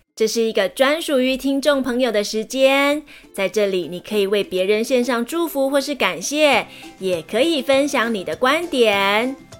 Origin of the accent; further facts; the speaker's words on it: Majia, Pingtung County, Taiwan; 我来自屏东县马家乡北叶村，我是台湾族，我的村庄有原住民文化园区，那里有台湾族最有名的石板屋